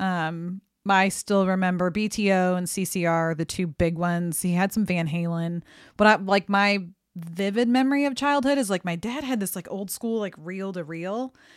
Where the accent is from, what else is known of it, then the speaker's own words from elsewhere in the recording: St. Louis, Missouri, United States; I'm from Saint Louis